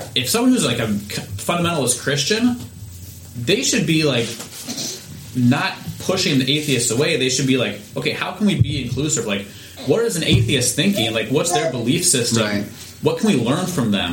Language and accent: English; United States; I'm an American